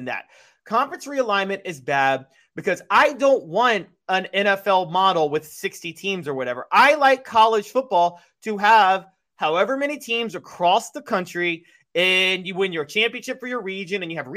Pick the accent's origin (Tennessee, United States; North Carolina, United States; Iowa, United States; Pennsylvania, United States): Tennessee, United States; Memphis; I'm from Memphis, Ridgeway, White Station. I went to Ridgeway.